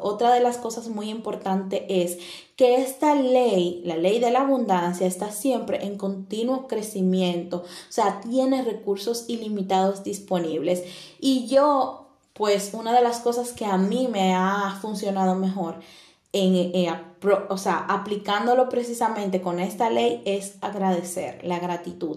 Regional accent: Dominican Republic; now in Italy; soy de República Dominicana y actualmente estoy viviendo en Italia

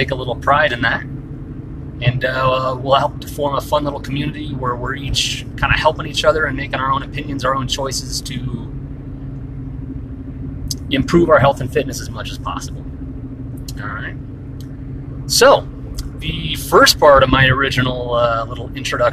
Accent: Fort Collins, Colorado, United States; I grew up here in Fort Collins, Colorado

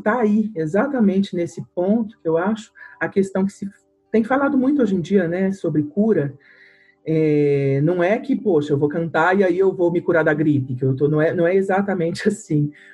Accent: Belo Horizonte, Minas Gerais, Brazil; eu sou de Minas, né, de Belo Horizonte

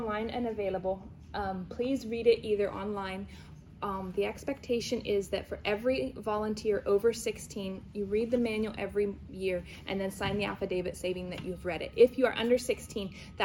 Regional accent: New Zealand; now in Pennsylvania, United States; I grew up in New Zealand

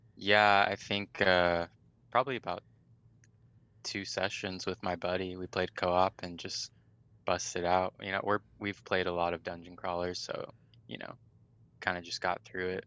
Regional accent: Riverside, California, United States; born and raised in California, Riverside, California

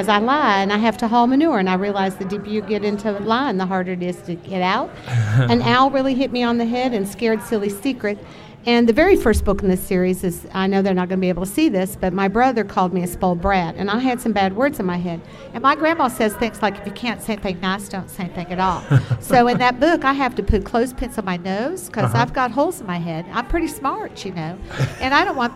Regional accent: Franklin, Tennessee, United States; I'm from Nashville, Tennessee, actually Franklin, Tennessee

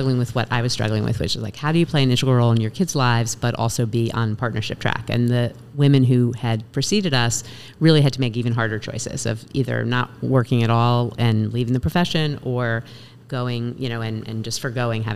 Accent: Westchester, New York, United States; now in North Fork, United States; I grew up in Westchester, outside of the city

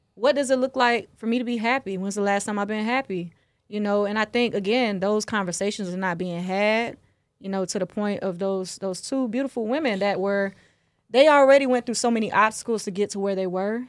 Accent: the South, United States; I'm from the South, so we, we learn about that in school

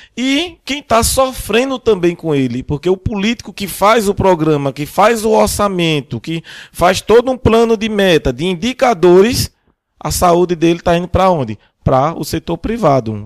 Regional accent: Brazil; nós, como brasileiros

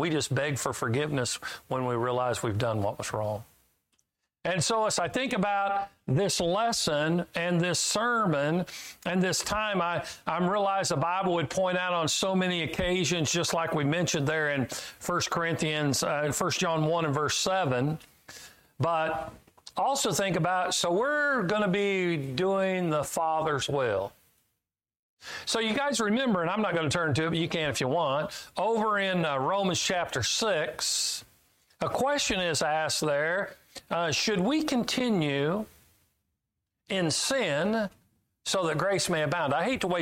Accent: Kansas, United States; I'm from Kansas

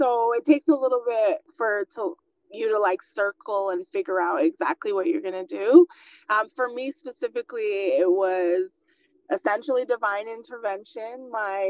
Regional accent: Guyana; I was born in Guyana in South America and was raised in a family of entrepreneurs

